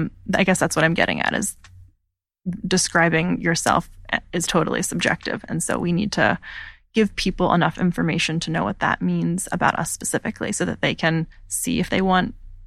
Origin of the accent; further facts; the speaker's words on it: Pennsylvania, United States; I grew up in outside of Philadelphia in a really rural setting.